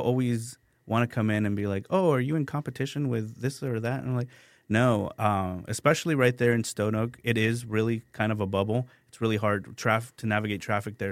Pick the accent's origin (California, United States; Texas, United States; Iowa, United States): Texas, United States; San Antonio; also born or lived in San Luis Potosi, Mexico; I grew up on the Far West Side